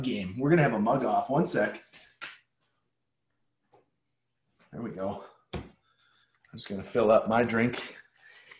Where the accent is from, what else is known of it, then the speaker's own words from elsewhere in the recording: Calgary, Alberta, Canada; growing up in Calgary